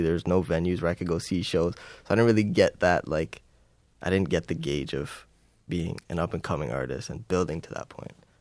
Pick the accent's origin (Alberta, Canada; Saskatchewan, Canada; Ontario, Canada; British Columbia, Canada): Ontario, Canada; Timmins; moved away as an adult; growing up in Timmins